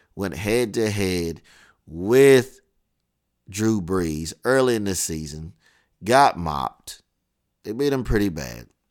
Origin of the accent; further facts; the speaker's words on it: Knoxville, Tennessee, United States; I'm from Knoxville.